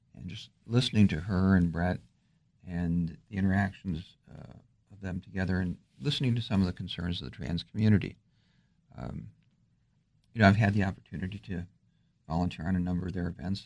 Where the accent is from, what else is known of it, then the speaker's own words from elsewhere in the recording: just outside Detroit, Michigan, United States; moved away as an adult; also born or lived in New York; now in Alexandria, United States; I'm from just outside Detroit